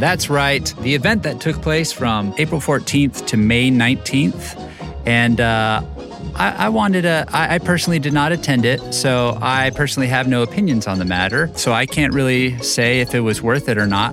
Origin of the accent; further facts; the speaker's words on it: Southwest, United States; growing up in the Southwest